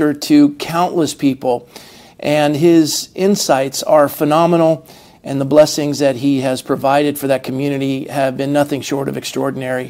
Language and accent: English; Coronado, California, United States; Mark and I grew up in Coronado, California